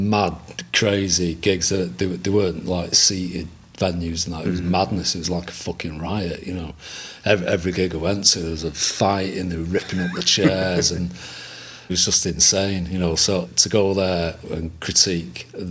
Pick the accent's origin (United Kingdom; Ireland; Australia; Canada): United Kingdom; Manchester, North West England; I lived in Chorlton. I was born and bred in Chorlton.